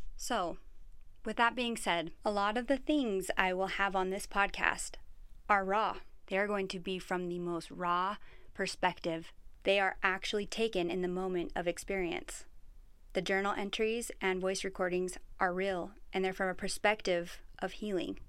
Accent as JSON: {"language": "English", "region": "Utah", "country": "United States", "tie": "born or raised there", "said": "I was born and raised in Utah, right in the heart of the Mormon culture."}